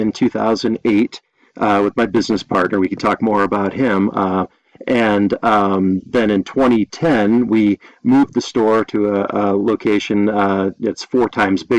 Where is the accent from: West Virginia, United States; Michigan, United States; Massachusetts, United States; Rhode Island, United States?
Massachusetts, United States; moved away as an adult; also born or lived in New Jersey / Long Island; now in Colorado, United States; I grew up in Massachusetts and then went to school in New Jersey